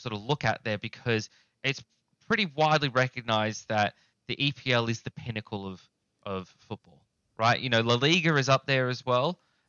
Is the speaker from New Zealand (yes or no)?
yes; New Zealand; I, as a New Zealander, you can feel free to comment on